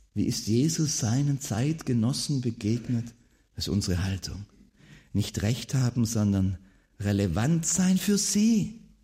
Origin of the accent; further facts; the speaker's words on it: Swabia, Germany; Als Schwabe ist man ja immer äh, bemüht darum, äh, so den Eindruck zu erwecken, man äh, wäre arm, nicht reich.